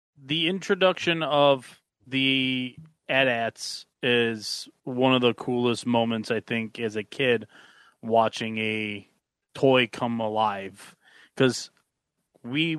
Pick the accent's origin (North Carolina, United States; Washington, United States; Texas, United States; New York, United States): New York, United States; Buffalo; Growing up in Buffalo